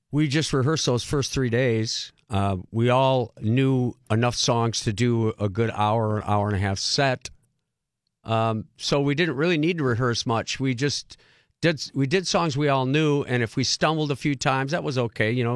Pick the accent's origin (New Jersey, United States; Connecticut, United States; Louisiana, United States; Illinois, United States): Illinois, United States; Rockford; also born or lived in Beloit, Wisconsin / Rock County, Wisconsin; I grew up in Beloit, Wisconsin, till I was eight years old, moved to Rockford, Illinois